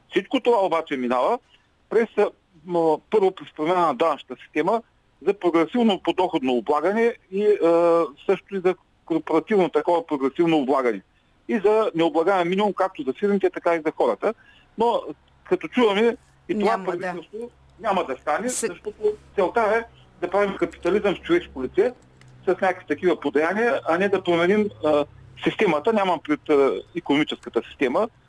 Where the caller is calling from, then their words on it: Ruse, Ruse Province, Bulgaria; от Русе.